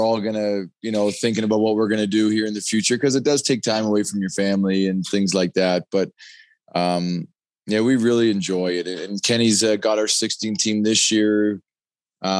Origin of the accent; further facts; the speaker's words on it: Canada; growing up in Canada